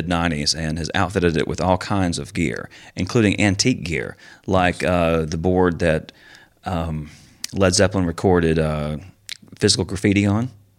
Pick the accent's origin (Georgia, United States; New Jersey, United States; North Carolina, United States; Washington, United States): North Carolina, United States; Lenoir; we are both from Lenore.